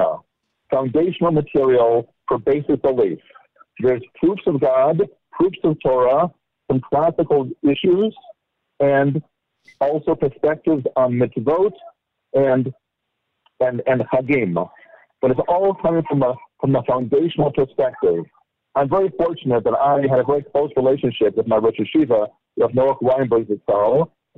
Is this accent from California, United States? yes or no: yes; Los Angeles, California, United States; I grew up in Los Angeles